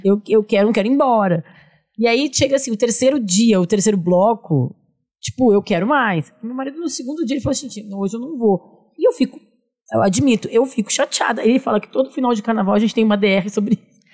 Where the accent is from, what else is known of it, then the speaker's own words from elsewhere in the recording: São Leopoldo, Rio Grande do Sul, Brazil; now in São Paulo, Brazil; eu sou de São Leopoldo também